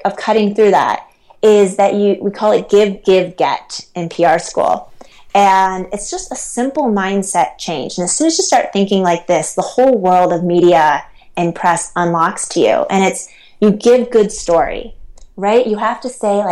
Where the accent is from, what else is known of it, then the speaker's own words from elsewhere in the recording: Ohio, United States; moved away as an adult; also born or lived in New York City; now in Utah, United States; I grew up in Ohio